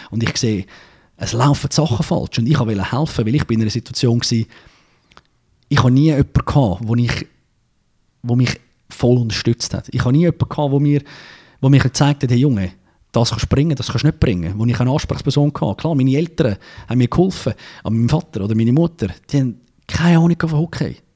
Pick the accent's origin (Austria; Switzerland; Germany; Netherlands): Switzerland; Zurich; ich bin Zürcher, als Zürcher darfst du ein bisschen arrogant sein